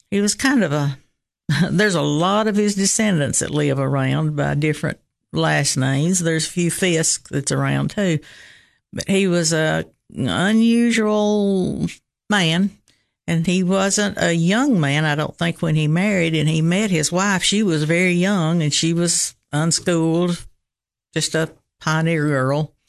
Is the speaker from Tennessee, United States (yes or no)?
yes; Rickman, Tennessee, United States; born or raised there